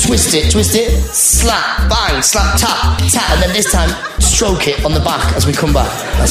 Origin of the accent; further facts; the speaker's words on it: Teesside, North East England, United Kingdom; My mum is Iranian, my dad is Irish, and I grew up in Teesside.